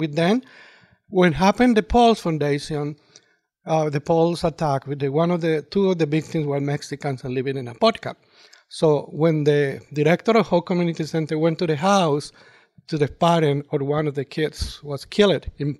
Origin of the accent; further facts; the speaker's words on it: Colombia; English is a second language; To start, myself, I'm original from Colombia, so I'm a proud immigrant